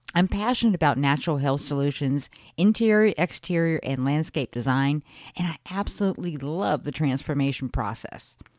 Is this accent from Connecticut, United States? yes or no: yes; Connecticut, United States; I grew up in Connecticut in a middle-class family of five